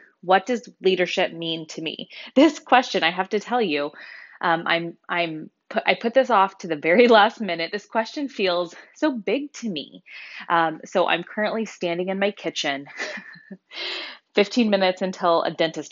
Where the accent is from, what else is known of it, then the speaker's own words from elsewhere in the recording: Wichita, Kansas, United States; moved away as an adult; also born or lived in Colorado / Honolulu, Hawaii; I was born and raised in Wichita, so I'm a local Wichitan.